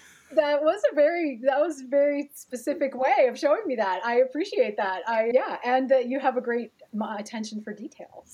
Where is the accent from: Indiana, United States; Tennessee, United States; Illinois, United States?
Indiana, United States; Gary; My grandparents had come from Italy, and somehow everybody wound up in Gary, Indiana